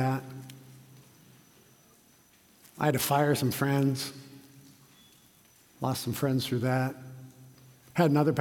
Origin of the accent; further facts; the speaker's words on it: Carpinteria, California, United States; also born or lived in Santa Barbara; I was born in Carpinteria, also known as a promised land, and to a wonderful family who taught me about Jesus, raised me in the Lord